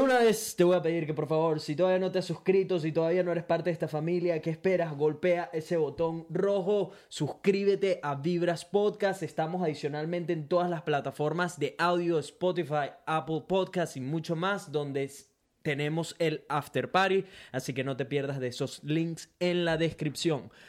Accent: Venezuela; now in Brisbane, Australia; soy un latino, específicamente venezolano que vive en Brisbane, Australia

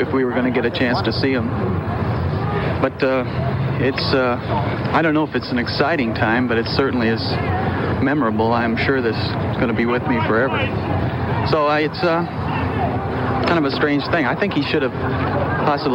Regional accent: Parker, Indiana, United States; I'm from Parker, Indiana, from the Midwest

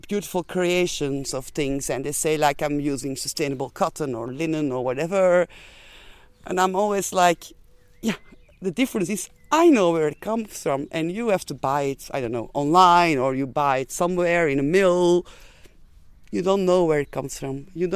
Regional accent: Belgium; moved away as an adult; also born or lived in Antwerp; now in Ibiza, Spain; we are from Belgium.

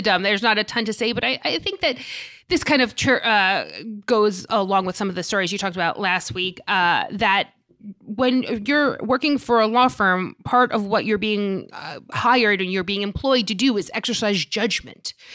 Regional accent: New York City, New York, United States; I'm from Staten Island

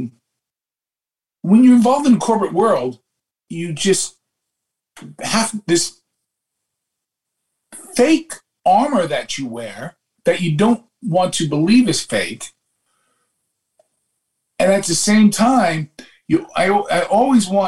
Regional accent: New York City, New York, United States; People say I'm Irish, Italian, Black, Jewish, Caribbean, because everything was in my neighborhood. And I am a microcosm of all of that DNA that went out in those Brooklyn Nights.

